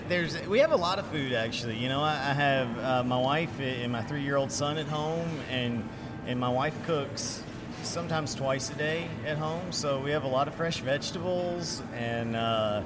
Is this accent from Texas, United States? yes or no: no; Nashville, Tennessee, United States; when I was a little kid was when Nashville started getting like restaurants. When the Shoney's opened near our house